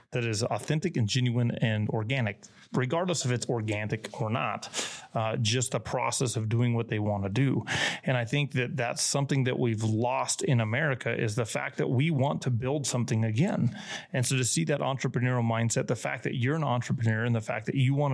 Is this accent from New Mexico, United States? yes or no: yes; New Mexico, United States; now in Texas, United States; I grew up in New Mexico